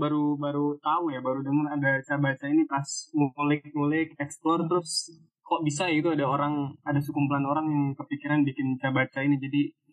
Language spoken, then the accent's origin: Indonesian; Madura, East Java, Indonesia; gue orang Madura